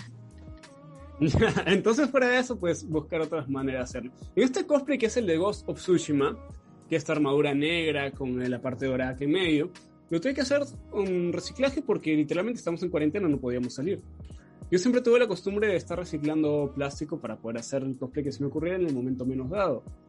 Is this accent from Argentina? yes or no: no; Peru; acá en Perú